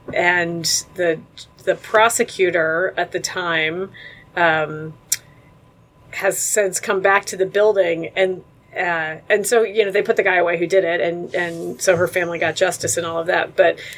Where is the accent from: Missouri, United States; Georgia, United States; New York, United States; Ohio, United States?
Ohio, United States; Mansfield; moved away as an adult; now in Cincinnati, United States; No, I grew up in Mansfield, Ohio.